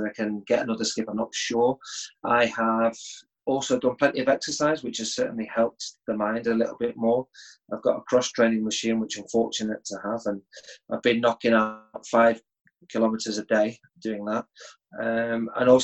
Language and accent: English; Sale, North West England, United Kingdom; also born or lived in Sheffield / Liverpool; I was born in Sheffield, although I don't have too many memories there because I left at the age of 5 and moved to South Manchester, Cheshire, a place called Sale. That was where my mum and dad originally came from, so that was why they wanted to settle there. That was where I had my schooling right the way up to the age of 16